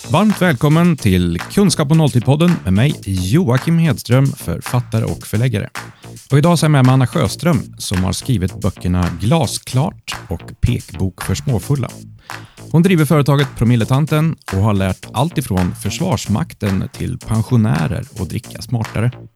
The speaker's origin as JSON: {"language": "Swedish", "region": "Värmland", "country": "Sweden", "said": "Jag kommer från Värmland"}